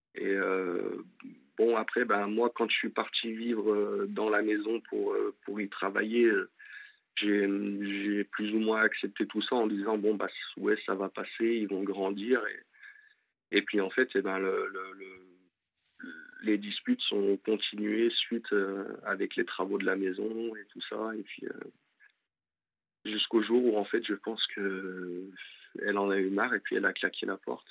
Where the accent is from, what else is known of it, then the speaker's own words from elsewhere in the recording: Lyon, Auvergne-Rhône-Alpes, France; moved away as an adult; now in Angers, France; à la base moi je suis de Lyon et je suis monté pour euh, pour mon ex sur Angers